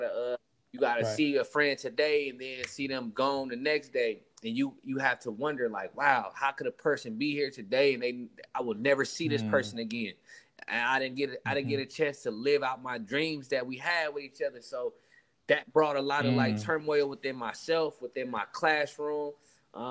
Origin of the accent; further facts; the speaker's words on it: Richmond, California, United States; We all was born and raised in Richmond, California, mostly grew up in North Richmond, California